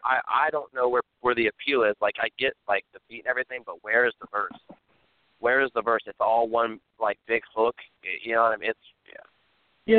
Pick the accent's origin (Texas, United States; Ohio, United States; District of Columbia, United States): Ohio, United States; moved away; we're from Ohio.